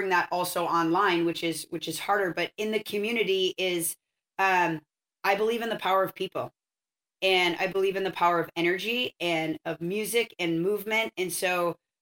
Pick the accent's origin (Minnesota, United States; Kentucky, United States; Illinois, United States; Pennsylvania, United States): Minnesota, United States; moved away as an adult; now in Santa Barbara, United States; I'm from Minnesota and I lived there till I was 18